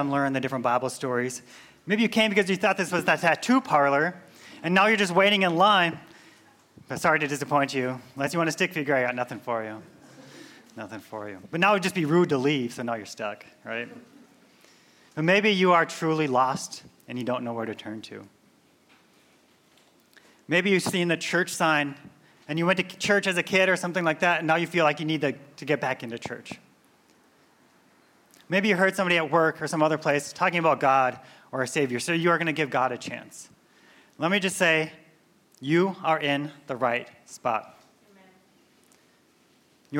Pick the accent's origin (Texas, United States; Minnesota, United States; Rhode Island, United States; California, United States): Minnesota, United States; moved away; I'm from Minnesota. So typically when the weather gets colder, my accent comes out a little bit more